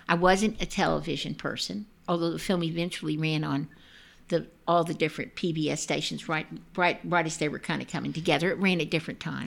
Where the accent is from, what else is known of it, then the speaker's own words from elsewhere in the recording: Dallas, Texas, United States; also born or lived in Austin, Texas / Atlanta; My husband and I were we grew up in Dallas, Texas